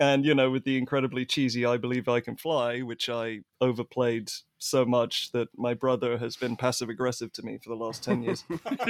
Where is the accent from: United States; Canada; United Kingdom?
United Kingdom; England; there weren't any basketball games on TV in England when I was growing up.